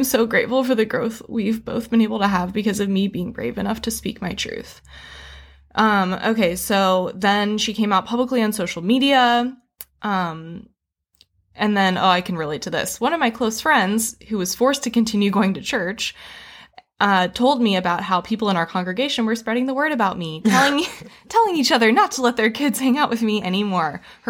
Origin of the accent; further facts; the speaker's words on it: Fresno, California, United States; moved away as an adult; I grew up in California, so you'd think it'd be liberal, but I'm from Fresno. Anything Central California is basically Texas.